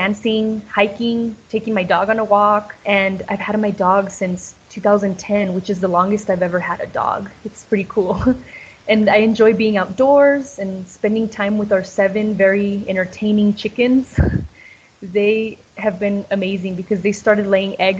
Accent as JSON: {"language": "English", "region": "Colorado", "country": "United States", "tie": "born or raised there", "also_born_or_lived": "Clovis", "moved": "yes", "said": "I moved from Colorado to Clovis"}